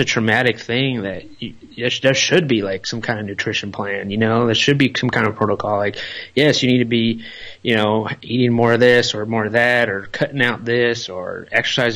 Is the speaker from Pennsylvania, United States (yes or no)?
no; Los Angeles, California, United States; moved away; we're from the Los Angeles area. You know, we live in that area our whole life